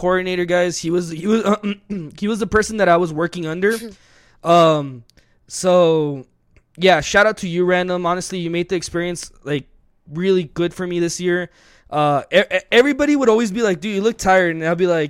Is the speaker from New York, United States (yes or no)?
no; El Paso, Texas, United States; we are from El Paso, Texas